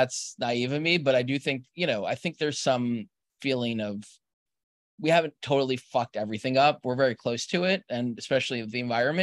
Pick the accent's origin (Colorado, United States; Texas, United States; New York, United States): New York, United States; as a New Yorker